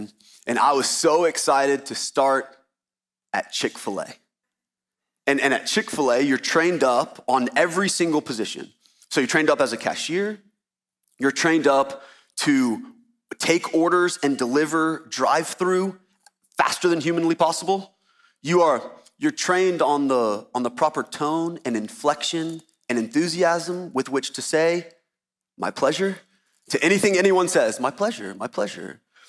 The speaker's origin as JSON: {"language": "English", "town": "Baton Rouge", "region": "Louisiana", "country": "United States", "tie": "born there", "said": "I was born in Baton Rouge, Louisiana"}